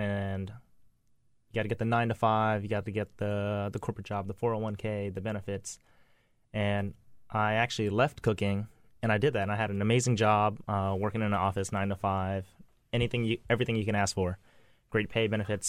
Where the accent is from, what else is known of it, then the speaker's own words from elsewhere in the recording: Louisiana, United States; also born or lived in Texas / Hawaii / Seattle / California; I kind of grew up everywhere. A military kid, born in Texas, lived in Hawaii, Seattle, California. But I spent a lot of my time in Louisiana, and then I moved from Louisiana up to D.C.